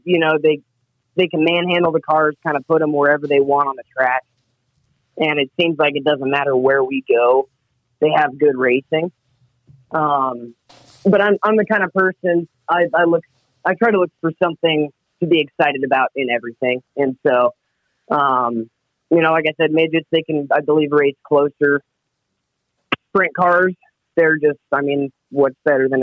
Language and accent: English; Broomfield, Colorado, United States; I was born and raised in Broomfield, so it's about 20 miles north of Denver.